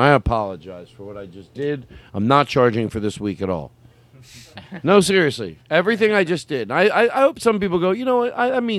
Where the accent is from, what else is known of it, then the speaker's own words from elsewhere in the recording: Arizona, United States; Well, I grew up in Arizona.